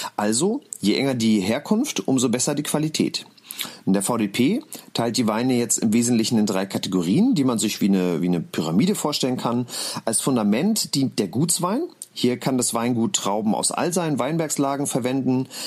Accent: Mecklenburg-Vorpommern, Germany; weil ich gebürtiger Mecklenburger bin

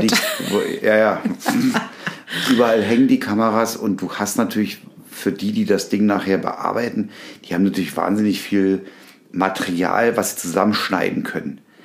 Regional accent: Berlin, Germany; moved away; in Berlin, in meiner alten Heimat

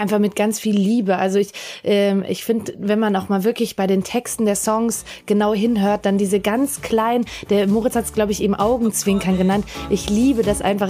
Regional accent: Salzburg, Austria; als Salzburgerin

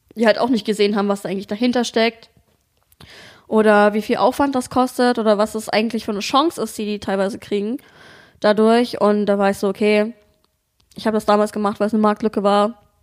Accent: Dresden, Saxony, Germany; moved away as an adult; also born or lived in Bremen / Hamburg; now in Berlin, Germany; ich komme eigentlich aus Dresden, ähm, hab dann mal ein Jahr in Bremen, schrägstrich Hamburg gewohnt

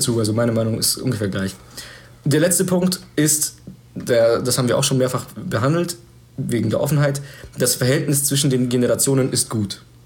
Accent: Germany; ich lebe in diesem Land, ich bin Deutscher

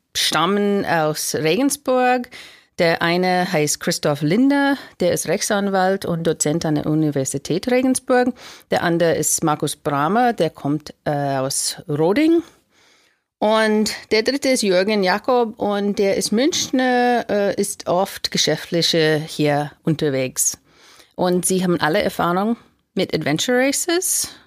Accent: United States; German is a second language; now in Germany; ich bin Amerikanerin, ich habe einen Deutscher geheiratet und ich wohne jetzt in Deutschland

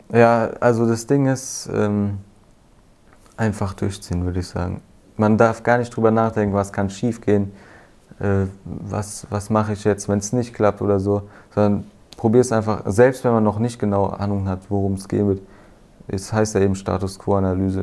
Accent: near Frankfurt, Hesse, Germany; ich komme aus der Nähe Frankfurt

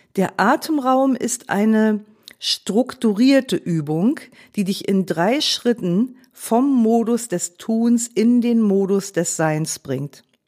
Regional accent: Germany; als Deutsche sind wir

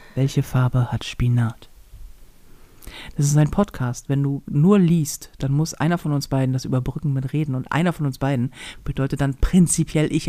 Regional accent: Hamburg, Germany; als Hamburger

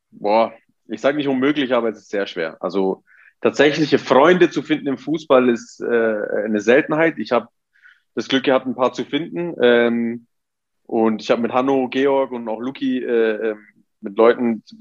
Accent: Abruzzo, Italy; Ja, also wir sind aus den Abruzzen, äh, Grenze zu, zu Lazio, also zu Latium.

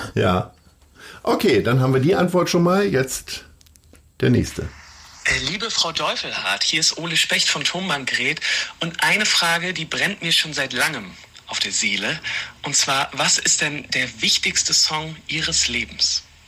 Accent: Hanover, Lower Saxony, Germany; now in Hamburg, Germany; weil ich in Hannover geboren bin

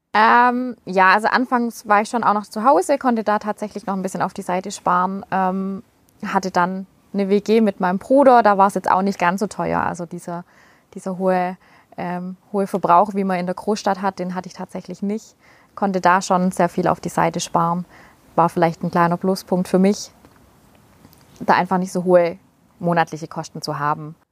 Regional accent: Schorndorf, Baden-Württemberg, Germany; accent: Swabian; first language Swabian; komme aus dem Raum Schondorf

